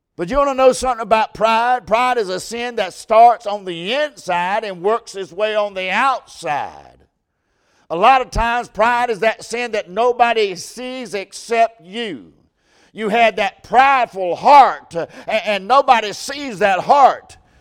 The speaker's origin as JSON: {"language": "English", "country": "United States", "said": "I'm American. I love to be American"}